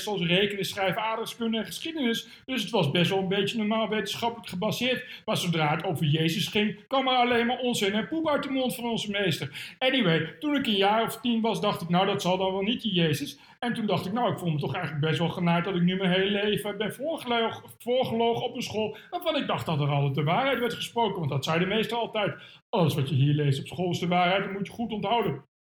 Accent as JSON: {"language": "Dutch", "town": "Ede", "region": "Gelderland", "country": "Netherlands", "said": "ik kom uit Veluwe en ik kom van de gemeente Ede."}